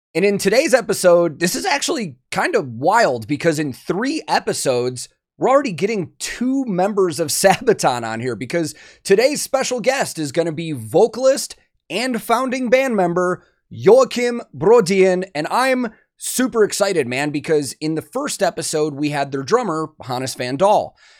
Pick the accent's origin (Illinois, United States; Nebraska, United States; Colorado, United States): Illinois, United States; near Chicago; I grew up near Chicago, but far enough outside of it that the town I grew up in was, like, five thousand